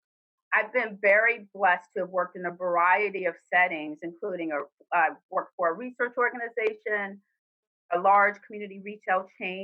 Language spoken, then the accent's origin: English; Greenbelt, Maryland, United States; I grew up in Greenbelt, Maryland, which is a suburb in the Washington, D.C. metropolitan area.